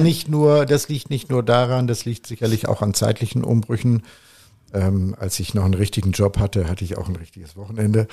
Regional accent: Hamburg, Germany; moved away as an adult; now in Provence, France; Ich bin dann irgendwo in Hamburg geboren.

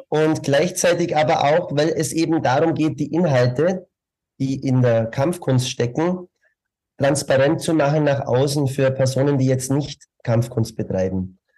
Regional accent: Bavaria, Germany; accent: Bavarian; moved away as an adult; also born or lived in Munich; now in Vienna, Austria; Ich bin auch Bayer, so wie Sie aber mehr, mehr noch im südlichen Bereich. Ähm, äh, bin da aufgewachsen, habe 18 Jahre dort gelebt und ähm, bin dann nach München zum Studieren, war zehn Jahre in München und bin seit 2003 in Wien.

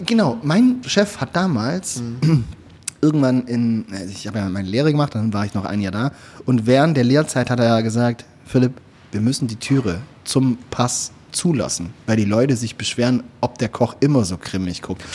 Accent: Swabia, Baden-Württemberg, Germany; ich komme aus dem Schwabenland

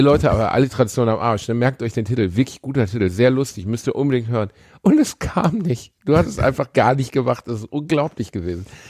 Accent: Germany; wir Deutschen

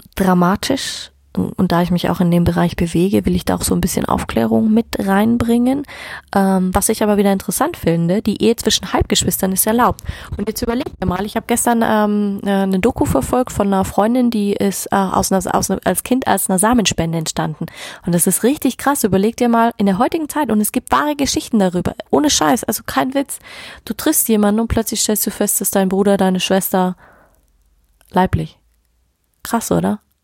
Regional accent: Germany; Bei uns in Deutschland

